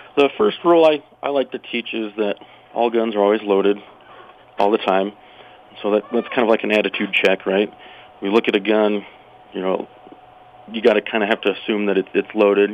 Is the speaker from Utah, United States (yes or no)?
yes; Utah, United States; moved away as an adult; now in Casper, United States; I grew up in Utah